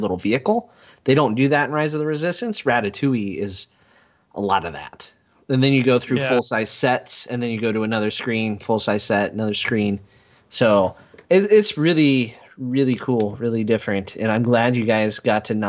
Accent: United States; my hometown here on the Missouri

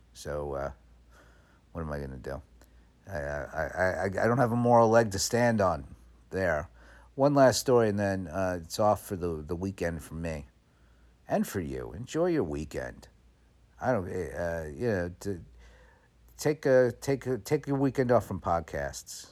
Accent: New York, United States; moved away; also born or lived in California; I know I'm in New York and I was born in New York

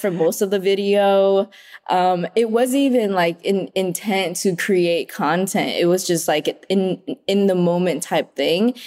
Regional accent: Oxnard, California, United States; also born or lived in Vietnam; now in Los Angeles, United States; I grew up in Oxnard

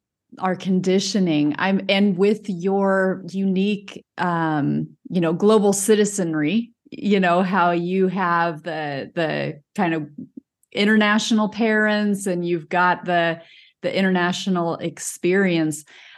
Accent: United States

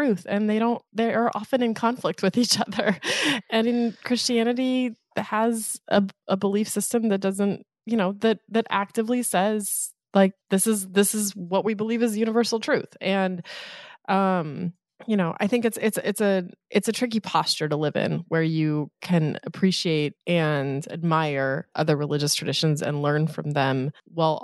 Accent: Eastern Colorado, United States; now in New York City, United States; the towns that I grew up in Eastern Colorado

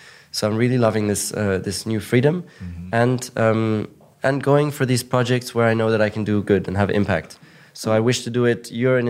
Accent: Monaco; English is a second language; I grew up in Monaco, which is one of the richest places in the world. And it's like a kind of rich cocoon, you know?

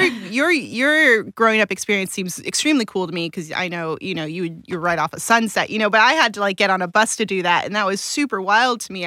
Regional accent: Pasadena, California, United States; also born or lived in Alhambra; I grew up in Pasadena, and I went to elementary school in South Pasadena

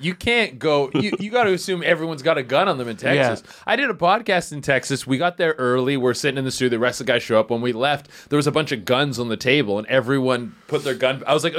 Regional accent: Canada; I'm Canadian.

